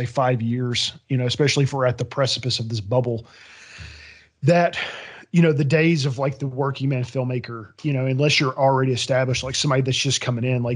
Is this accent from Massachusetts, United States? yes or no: no; Nashville, Tennessee, United States; now in Knoxville, United States; I'm from Nashville originally